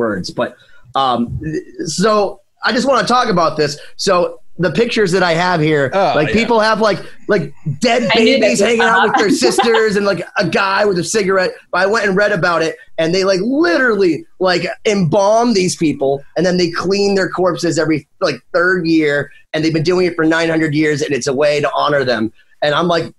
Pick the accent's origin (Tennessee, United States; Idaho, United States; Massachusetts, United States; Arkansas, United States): Massachusetts, United States; Worcester; I was from Worcester, Massachusetts